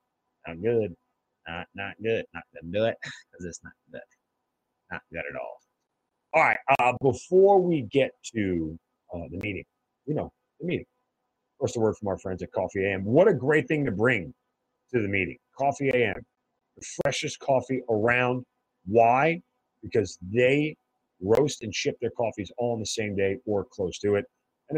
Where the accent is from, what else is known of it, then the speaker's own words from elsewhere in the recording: New York, United States; I'm from New York.